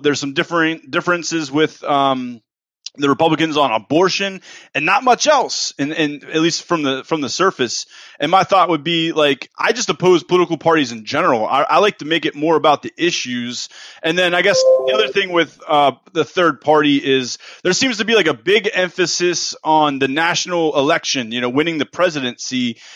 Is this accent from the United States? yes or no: yes; East Coast, United States; moved away as an adult; now in Texas, United States; I'm from the East Coast. I'm an East Coaster. I've been in Texas for the last uh, year now